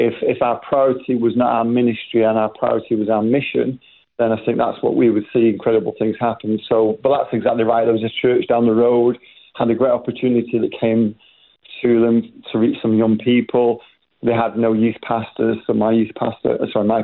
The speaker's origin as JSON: {"language": "English", "town": "Manchester", "region": "North West England", "country": "United Kingdom", "tie": "born or raised there", "said": "I was born in England, raised in Manchester. That's maybe why you can recognise the accents a little bit different"}